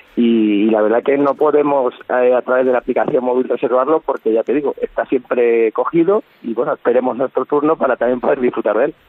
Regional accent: San Pedro, Castilla-La Mancha, Spain; yo vivo en mi pueblo desde que nací

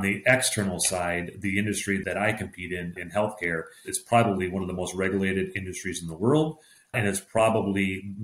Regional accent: Minneapolis, Minnesota, United States; born and raised in Minneapolis, Minnesota

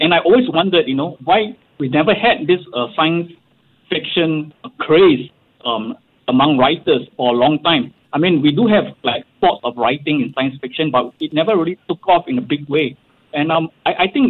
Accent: Singapore; as Singaporean writers

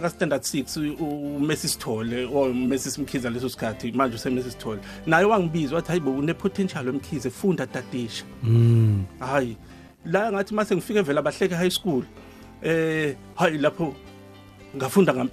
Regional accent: Durban, KwaZulu-Natal, South Africa; also born or lived in Hammarsdale; ubaba sesuka khona ke esethenga umuzi emlazi kwaG hmm. eh section ke ilapha engikhulele khona

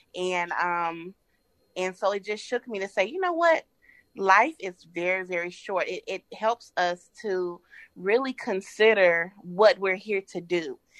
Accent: Atlanta, Georgia, United States; I'm from Atlanta, Georgia

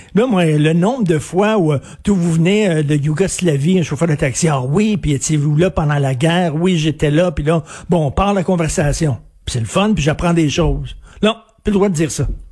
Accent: Quebec, Canada; je suis québécois

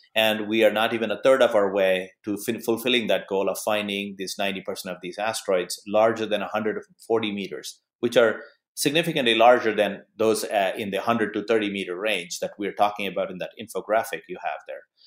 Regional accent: Arizona, United States; my home state of Arizona

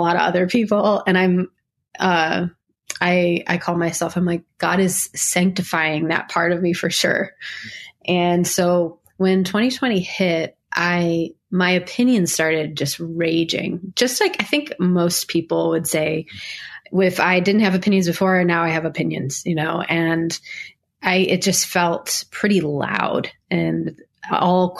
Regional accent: Niagara Falls, New York, United States; moved away; I grew up in Niagara Falls, New York

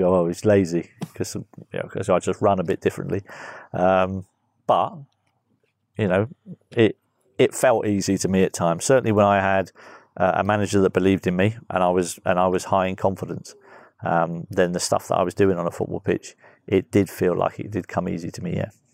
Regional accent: Guernsey; moved away; I was just a little kid growing up in Guernsey

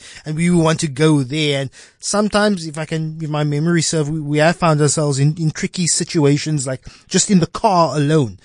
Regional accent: South Africa; as a South African boy who sees snow on TV

